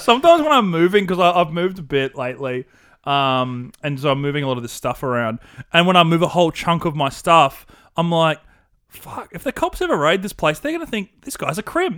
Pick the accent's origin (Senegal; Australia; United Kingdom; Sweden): Australia; accent: classic Australian bogan with a twinge of wog